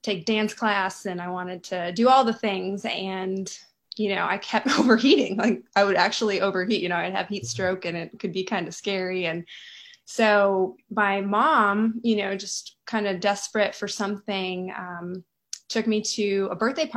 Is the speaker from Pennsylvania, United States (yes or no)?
no; Rockford, Illinois, United States; moved away as an adult; also born or lived in Madison, Wisconsin / Los Angeles; now in Nashville, United States; I grew up in Rockford, Illinois